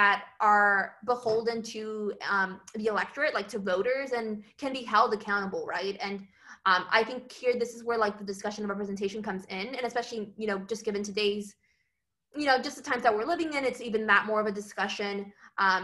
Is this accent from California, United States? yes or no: yes; Los Angeles, California, United States; moved away as an adult; I hail from East LA, which is like a really homogeneous society